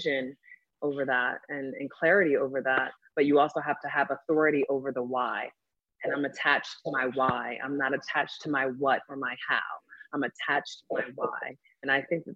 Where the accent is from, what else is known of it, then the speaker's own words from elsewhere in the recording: the Oranges, New Jersey, United States; also born or lived in Newark, New Jersey; I was born in Newark, New Jersey, raised in the Oranges